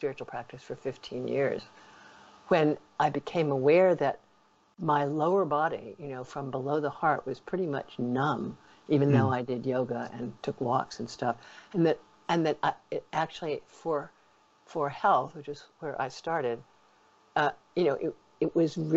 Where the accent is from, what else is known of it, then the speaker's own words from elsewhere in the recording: New York, United States; I'm a New Yorker